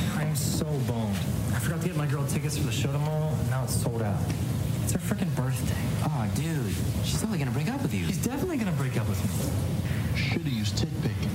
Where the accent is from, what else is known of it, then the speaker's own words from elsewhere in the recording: New Jersey, United States; I live in New Jersey. I grew up in New Jersey